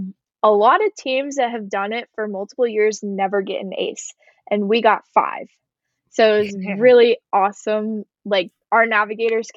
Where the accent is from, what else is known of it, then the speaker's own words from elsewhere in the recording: Texas, United States; I was a driver from Texas